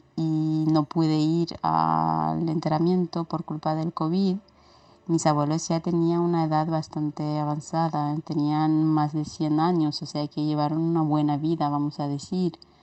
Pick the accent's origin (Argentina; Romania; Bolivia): Romania; ¿cómo se celebra Halloween en Rumanía, en mi país?